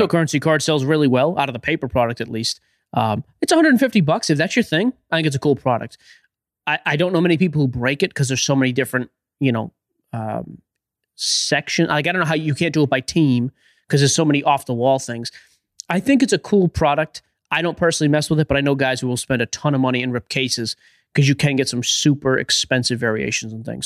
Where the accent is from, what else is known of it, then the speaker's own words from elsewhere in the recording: Boston, Massachusetts, United States; I'm from Boston